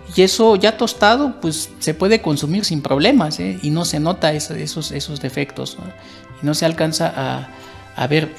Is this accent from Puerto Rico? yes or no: no; Tumbalá, Chiapas, Mexico; now in Mexico City, Mexico; de donde yo vengo, yo soy de Chiapas, eh, de un municipio que se llama Tumbala, ahí se produce café.